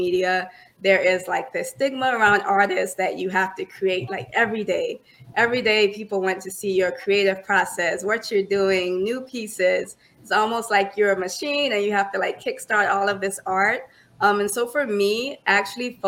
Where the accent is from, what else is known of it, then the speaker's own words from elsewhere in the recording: Orangeburg, South Carolina, United States; moved away as an adult; now in Charlotte, United States; born and raised in Orangeburg, South Carolina